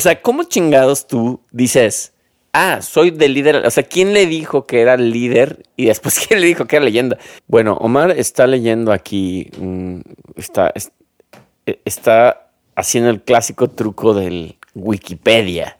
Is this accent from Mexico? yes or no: yes; Mexico; yo te lo digo como un, mexicano más